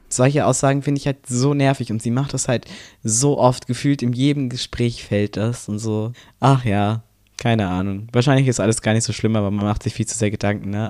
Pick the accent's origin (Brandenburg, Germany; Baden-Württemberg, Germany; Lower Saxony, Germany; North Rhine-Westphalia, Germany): Brandenburg, Germany; ich komme aus Brandenburg